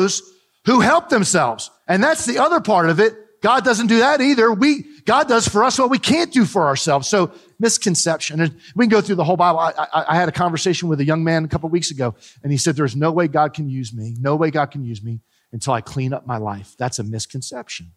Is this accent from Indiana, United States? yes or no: no; New Jersey, United States; Growing up in New Jersey, we had the beach real close to us